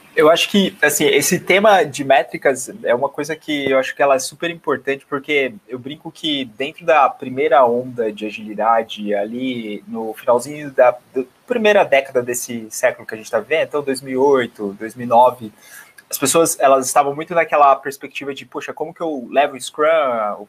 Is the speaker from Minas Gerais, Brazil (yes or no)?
no; Bauru, São Paulo, Brazil; moved away as an adult; now in São Paulo, Brazil; eu estou em São Paulo, mas eu sou natural do interior de Bauru, de, de, de do estado, então eu sou de Bauru